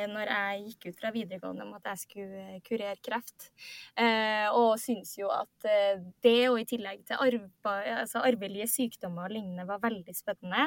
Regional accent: Trondheim, Trøndelag, Norway; moved away as an adult; now in Oslo, Norway; jeg er fra, fra Trondheim, men eh, kaller meg sjøl for klimaflyktning. Fordi jeg flytta til Oslo

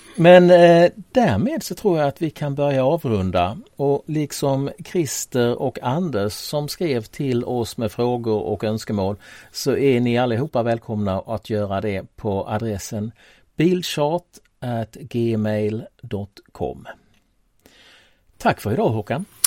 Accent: Tollarp, Skåne, Sweden; moved away; Tollarp där jag växte upp en gång i tiden

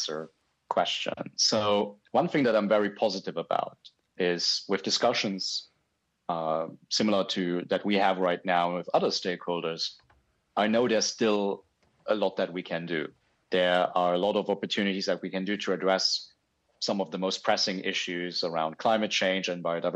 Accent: Luxembourg; now in Japan; I grew up in Luxembourg. I now live in Japan

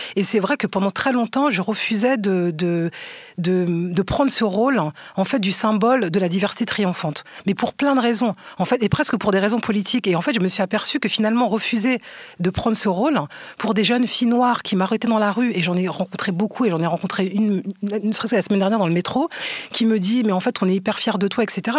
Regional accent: Aulnay-sous-Bois, Île-de-France, France; also born or lived in Paris; j'ai grandi à Aulnay au 3000 et que je suis montée à la capitale entre guillemets pour faire des études à la Sorbonne

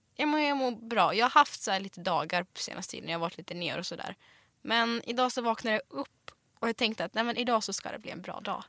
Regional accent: Smedjebacken, Dalarna County, Sweden; Swedish is a second language; moved away as an adult; also born or lived in Siberia, Russia / Gothenburg, Sweden; när jag var uppväxt i Dalarna

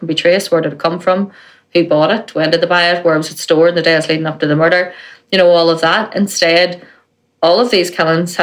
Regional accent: Belfast, Northern Ireland, United Kingdom; when I was growing up in West Belfast

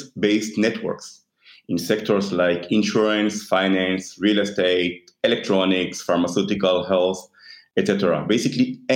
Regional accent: Israel; I am born and raised in Israel

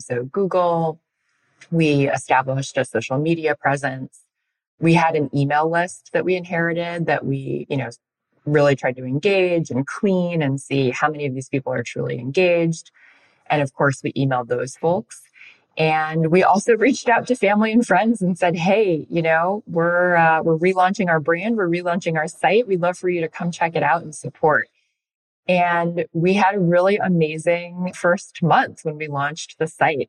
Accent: Chicago, Illinois, United States; I'm from Illinois and we live in Chicago

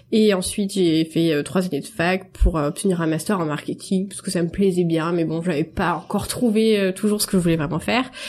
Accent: Marseille, Provence-Alpes-Côte d'Azur, France; je suis marseillaise

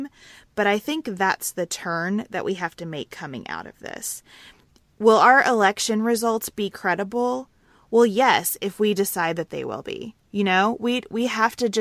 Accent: United States

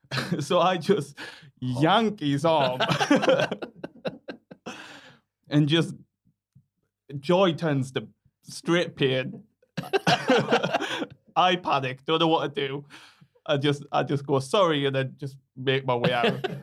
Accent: Sunderland, North East England, United Kingdom

